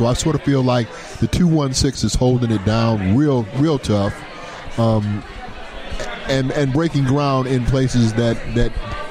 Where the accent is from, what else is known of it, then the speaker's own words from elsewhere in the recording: Cleveland, Ohio, United States; this is my home state. This is my home city. I was born and raised in these streets.